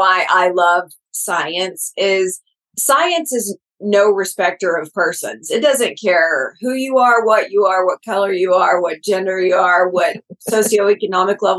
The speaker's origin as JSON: {"language": "English", "region": "Texas", "country": "United States", "said": "They'll know I'm from Texas after about three words."}